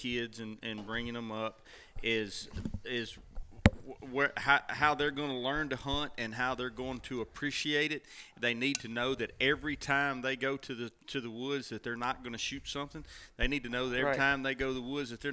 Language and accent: English; Louisiana, United States; I grew up in Louisiana on the Mississippi River